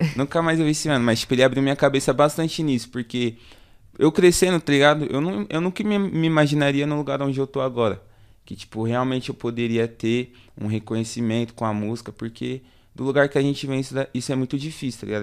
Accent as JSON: {"language": "Portuguese", "region": "São Paulo", "country": "Brazil", "said": "eu sou da região do Jangadeiro, tá ligado? É um bairro ali que é perto, próximo ao em Mirim"}